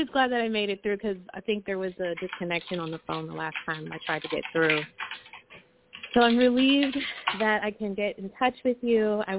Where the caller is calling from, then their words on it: the Bay, California, United States; I'm calling from the Bay, California.